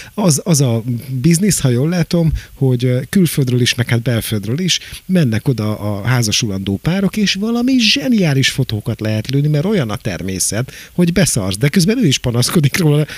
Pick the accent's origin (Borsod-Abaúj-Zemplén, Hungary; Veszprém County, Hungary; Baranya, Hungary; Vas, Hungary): Baranya, Hungary; Pécs; now in Budapest, Hungary; én Pécsi vagyok